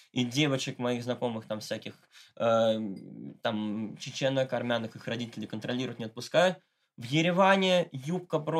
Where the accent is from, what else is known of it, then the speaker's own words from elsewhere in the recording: Moscow, Russia; в адрес того, что я богатенький мальчик из Москвы и жизни не видел